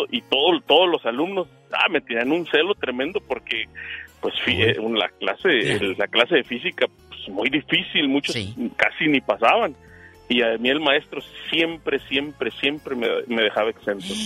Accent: Mexicali, Baja California, Mexico; Este, yo soy de Mexicali y recuerdo ya hace como unos 25 años eh, un maestro de física.

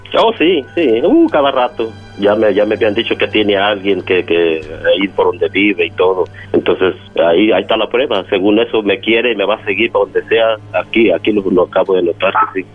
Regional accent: Mexico; yo soy de México

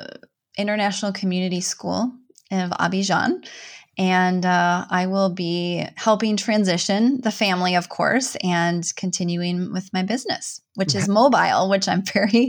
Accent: Minnesota, United States; I'm from Northern Minnesota. So like walleye and wild rice, those are probably the two things.

